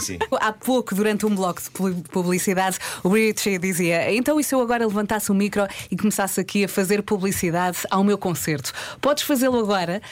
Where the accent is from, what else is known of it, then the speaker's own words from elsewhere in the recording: Lisbon, Portugal; also born or lived in Vila Franca de Xira; Eu nasci em Lisboa, depois, eh, fui para a periferia